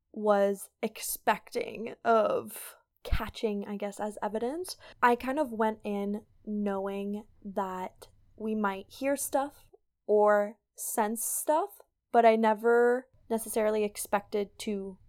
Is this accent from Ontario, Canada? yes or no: yes; L'Orignal, Ontario, Canada; So I grew up in L'Orignal